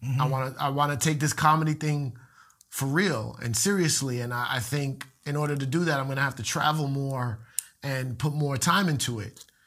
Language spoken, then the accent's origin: English; Puerto Rico; a lot of Puerto Ricans like me